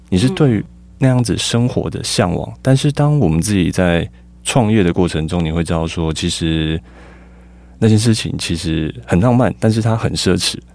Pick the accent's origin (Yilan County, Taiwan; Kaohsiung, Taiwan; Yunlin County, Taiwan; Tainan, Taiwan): Tainan, Taiwan; also born or lived in Taipei; now in Tucheng, Taiwan; 我，我自己是在台南长大，嗯。诶，出生，然后算生活一段时间之后才搬来北部